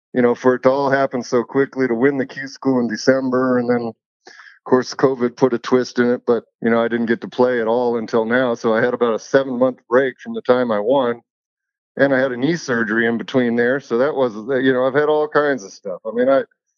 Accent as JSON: {"language": "English", "town": "Evergreen", "region": "Colorado", "country": "United States", "tie": "born or raised there", "said": "She lives up in Evergreen still in the house that I grew up"}